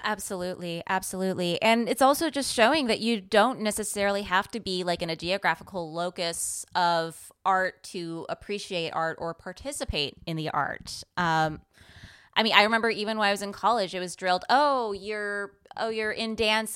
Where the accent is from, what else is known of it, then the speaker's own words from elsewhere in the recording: San Francisco Bay Area, California, United States; I grew up in the San Francisco Bay Area